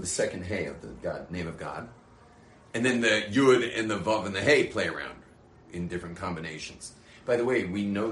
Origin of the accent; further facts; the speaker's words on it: Australia; now in Jerusalem, Israel; I'm from Australia